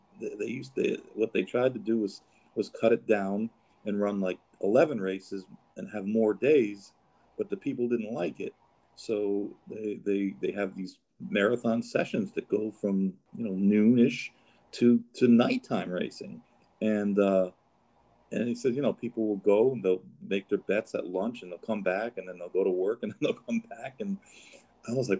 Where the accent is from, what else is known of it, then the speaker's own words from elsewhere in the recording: New York, United States; I grew up in New York